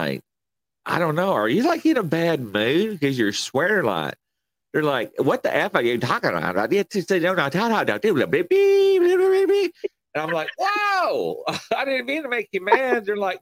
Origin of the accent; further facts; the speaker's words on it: Kentucky, United States; accent: country; where are you from? And I'm like, Kentucky